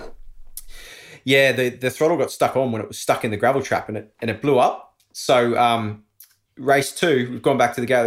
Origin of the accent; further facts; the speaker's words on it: Australia; moved away as an adult; also born or lived in Andorra; Being an Aussie living overseas